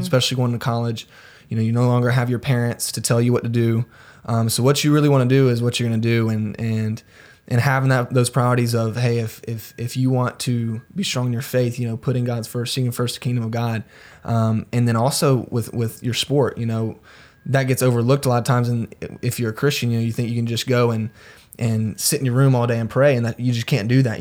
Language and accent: English; Greenville, South Carolina, United States; I'm from Greenville, South Carolina. I moved around a little bit when I was younger.